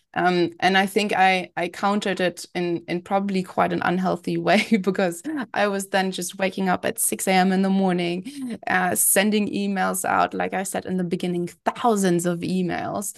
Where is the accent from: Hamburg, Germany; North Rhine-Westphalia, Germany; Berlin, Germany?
Berlin, Germany; moved away as an adult; also born or lived in London; I was born and raised in Berlin. I then moved to London to study